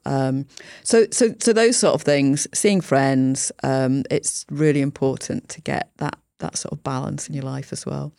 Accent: Yorkshire and the Humber, United Kingdom; moved away as an adult; also born or lived in London; I grew up in Yorkshire. I went to university in London

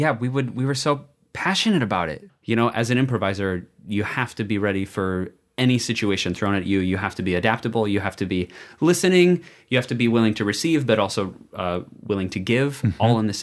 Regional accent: Bloomington, Minnesota, United States; Bloomington, Minnesota.

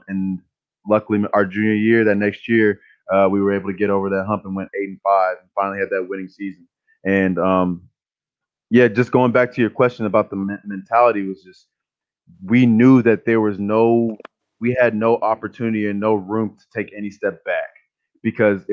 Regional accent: Houston, Texas, United States; moved away as an adult; I'm from Houston, Texas

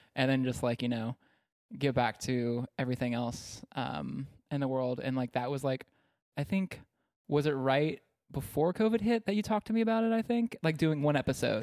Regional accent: East Texas, United States; I grew up in East Texas where it's super conservative, and super religious

